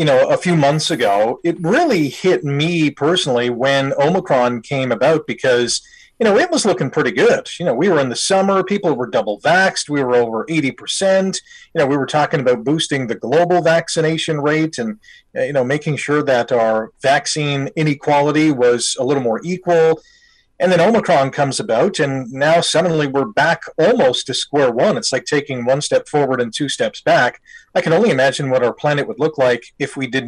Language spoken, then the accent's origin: English; Canada; being a Canadian